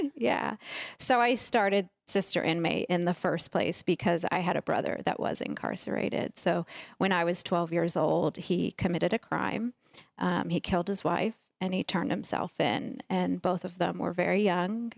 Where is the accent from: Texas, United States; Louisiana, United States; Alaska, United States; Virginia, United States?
Virginia, United States; we grew up in Virginia